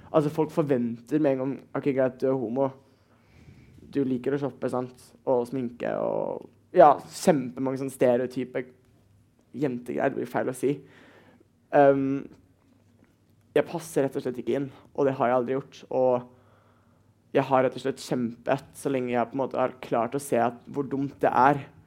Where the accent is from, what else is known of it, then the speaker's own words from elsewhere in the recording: Bergen, Vestland, Norway; Jeg er 17, og jeg kommer fra Bergen